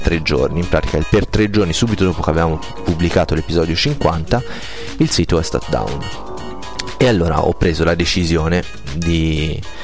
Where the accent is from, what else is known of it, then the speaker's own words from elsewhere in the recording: province of Arezzo, Tuscany, Italy; moved away as an adult; also born or lived in province of Pisa; 18 anni in provincia d'Arezzo più 6 anni e mezzo in provincia di Pisa